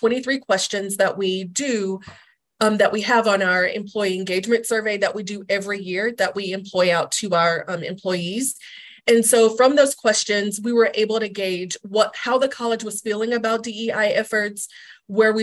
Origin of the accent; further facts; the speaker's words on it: North Carolina, United States; moved away; I'm originally from North Carolina